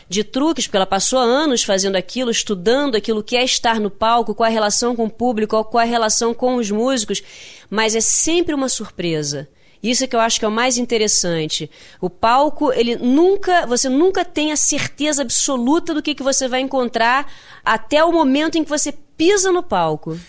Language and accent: Portuguese; Rio de Janeiro, Brazil; accent: carioca; eu nasci no Rio de Janeiro, então eu tenho um jeito carioca, eu tenho uma fala carioca